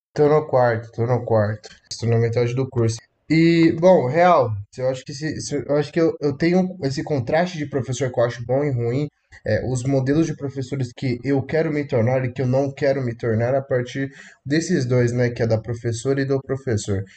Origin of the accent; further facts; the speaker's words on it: Paulínia, São Paulo, Brazil; Eu sou aqui do interior de São Paulo, é, Paulínia, cidade pequena. Nasci e me criei no fundo da casa da minha avó